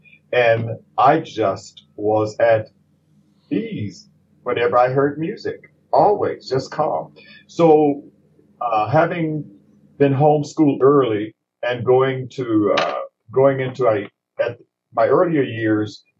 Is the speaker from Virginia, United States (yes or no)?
no; Jackson, Mississippi, United States; moved away as an adult; now in Pittsburgh, United States; I'm a Southern transplant from Jackson, Mississippi